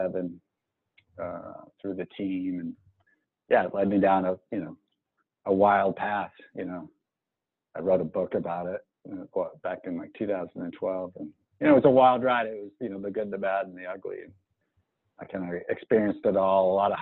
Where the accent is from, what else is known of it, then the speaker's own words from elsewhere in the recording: Marblehead, Massachusetts, United States; also born or lived in Missoula, Montana; now in Boulder, Colorado, United States; I grew up in Marblehead, Massachusetts, two great parents